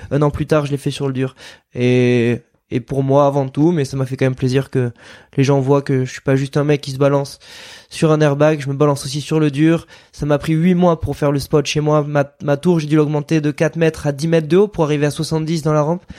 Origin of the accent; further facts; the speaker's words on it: Landes, Nouvelle-Aquitaine, France; on vient des Landes